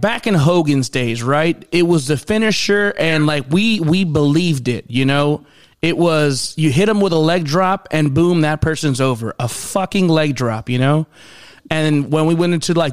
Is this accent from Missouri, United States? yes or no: no; Florida, United States; I've been here since I was 7 years old.